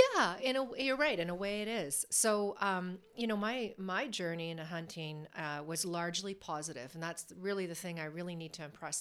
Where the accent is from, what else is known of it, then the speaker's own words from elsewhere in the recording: Alberta, Canada; I was born and raised in Alberta, a province in Canada.